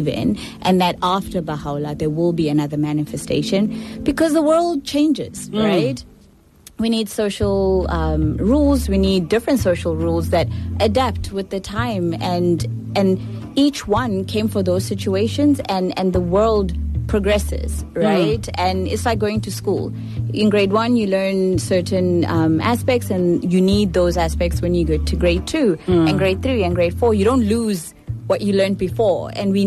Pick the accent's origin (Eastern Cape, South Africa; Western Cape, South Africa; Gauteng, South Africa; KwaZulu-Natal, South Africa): Eastern Cape, South Africa; Port Elizabeth; I was born in Port Elizabeth